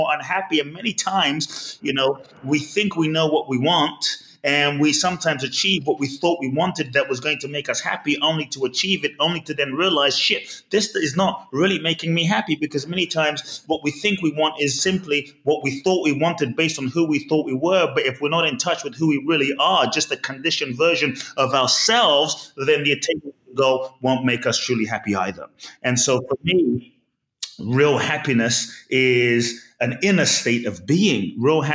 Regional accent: London, United Kingdom; born or raised there; also born or lived in Ghana

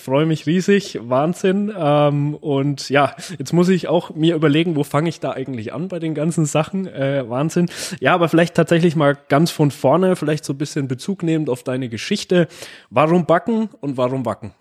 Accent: Gerolzhofen, Bavaria, Germany; ich komme aus Gerolzhofen

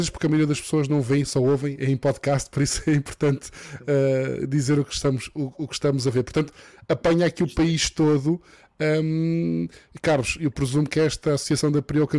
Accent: Madeira, Portugal; eu sou madeirense, gosto sempre de ver a Madeira incluída

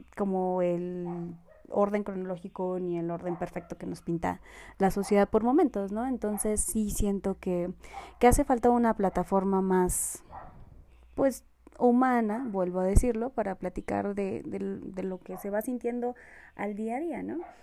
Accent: Mexico; also born or lived in Colombia; soy colombiana, Em, vine a México muy pequeña y pues he vivido aquí casi toda, toda, toda mi vida

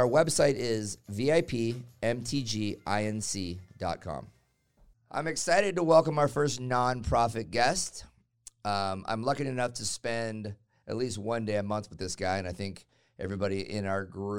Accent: Phoenix, Arizona, United States; I grew up in Phoenix.

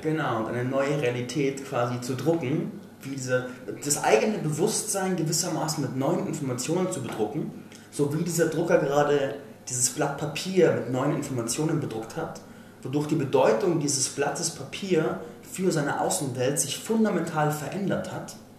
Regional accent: Landsberg am Lech, Bavaria, Germany; moved away; da war ich in Landsberg am Lech, meiner Heimatstadt ursprünglich

